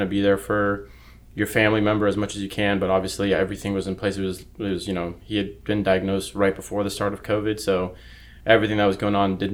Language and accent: English; Monterey, California, United States; moved away as an adult; now in San Jose, United States; I grew up in Monterey, California.